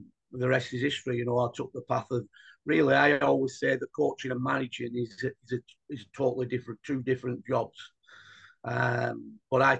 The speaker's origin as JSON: {"language": "English", "town": "Rossendale", "region": "North West England", "country": "United Kingdom", "tie": "born or raised there", "said": "I was brought up on the Steggles estate, just across the road, from a young boy"}